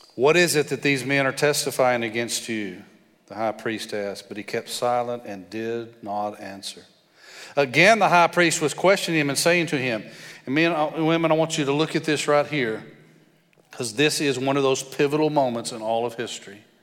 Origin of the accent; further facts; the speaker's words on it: West Texas, United States; moved away as an adult; When my wife and I moved here about 13 years ago, I moved from West Texas. I thought when I lived in West Texas, everybody else in the world had an accent